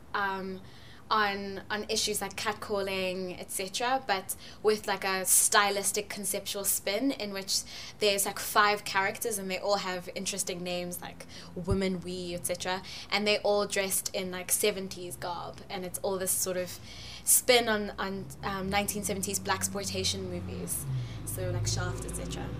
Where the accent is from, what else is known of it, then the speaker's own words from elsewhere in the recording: Johannesburg, Gauteng, South Africa; I'm from Johannesburg, South Africa